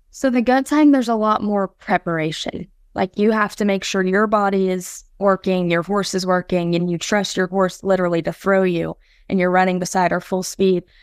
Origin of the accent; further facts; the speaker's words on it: Felda, Florida, United States; I'm from Felda, Florida